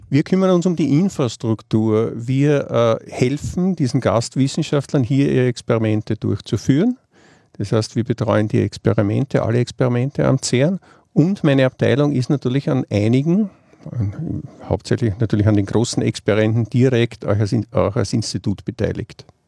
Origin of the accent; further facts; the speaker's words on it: Vienna, Austria; now in Geneva, Switzerland; Ich komme, wie man vielleicht aus meinem Dialekt hört, aus Wien.